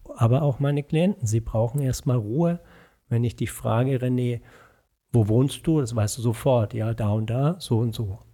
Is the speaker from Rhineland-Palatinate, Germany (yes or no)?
no; Franconia, between Nuremberg and Würzburg, Bavaria, Germany; also born or lived in Pforzheim / Erlangen; now in Bonn, Germany; mit zwei Jahren sind meine Eltern nach Franken gezogen, mhm. zwischen Nürnberg und Würzburg. Und dort bin ich dann auch zur Schule gegangen